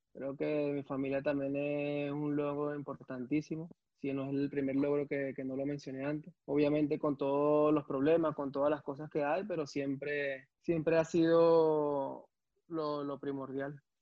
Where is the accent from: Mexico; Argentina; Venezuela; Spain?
Venezuela; Caracas, Capital District; moved away as an adult; also born or lived in Belgium; vengo del 23 de enero de, Caracas, de la parroquia